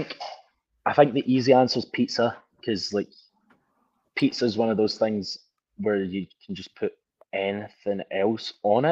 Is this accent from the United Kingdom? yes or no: yes; Scotland, United Kingdom; now in United States; us in Scotland, we deep fry pizzas